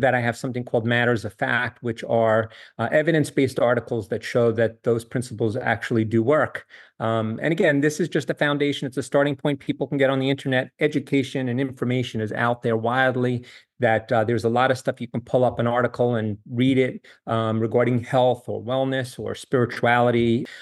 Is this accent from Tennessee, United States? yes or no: no; New York, United States; moved away as an adult; also born or lived in Charlottesville, Virginia / Miami, Florida; now in Jacksonville, United States; I grew up in New York